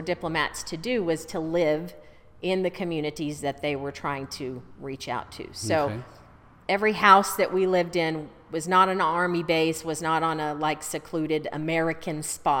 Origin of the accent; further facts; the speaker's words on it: Bangladesh; born there; Okay, so I was born in Bangladesh.